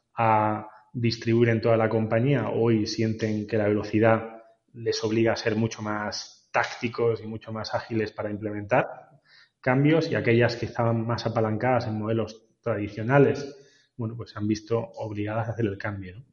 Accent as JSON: {"language": "Spanish", "town": "Granada", "region": "Andalusia", "country": "Spain", "moved": "yes", "said": "somos granadinos"}